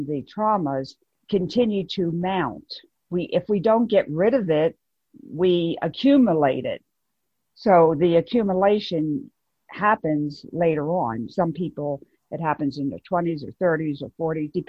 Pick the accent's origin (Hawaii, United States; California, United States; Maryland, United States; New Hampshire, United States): Maryland, United States; Baltimore; now in North Carolina, United States; I grew up in Baltimore, Maryland